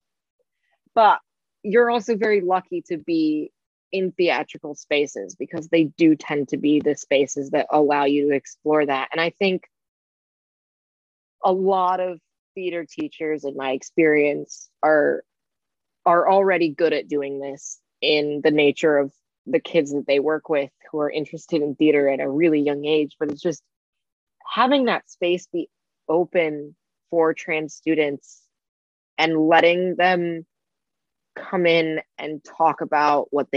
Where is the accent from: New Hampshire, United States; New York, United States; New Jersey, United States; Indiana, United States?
Indiana, United States; where I'm from Indiana. Indiana's not the greatest place to be trans from